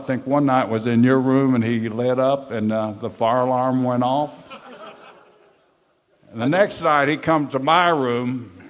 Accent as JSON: {"language": "English", "region": "Florida", "country": "United States", "said": "I'm a Florida boy, and I come up from Florida"}